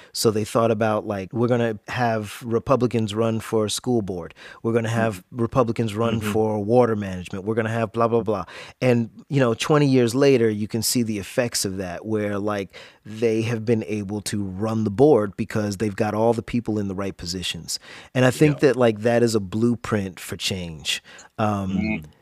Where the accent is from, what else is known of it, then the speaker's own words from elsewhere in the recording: Jacksonville, Florida, United States; growing up in Jacksonville